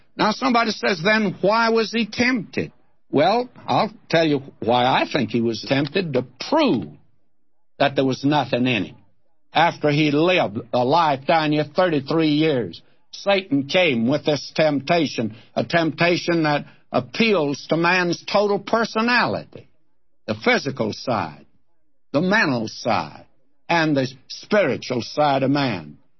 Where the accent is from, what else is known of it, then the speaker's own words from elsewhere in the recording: Texas, United States; now in Southern California, United States; I'm a Texan who wants to go back there. That's where I lived as a boy